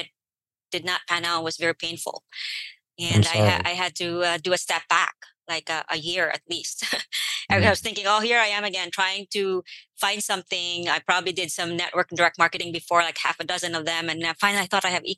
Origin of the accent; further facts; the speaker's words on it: Philippines; now in United States; I'm an immigrant to the United States. I came here from the Philippines.